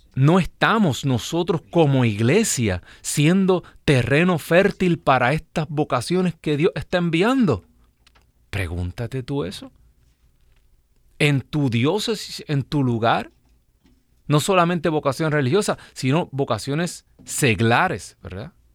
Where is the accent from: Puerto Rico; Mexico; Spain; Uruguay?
Puerto Rico; Yo soy de un pueblo pequeño en Puerto Rico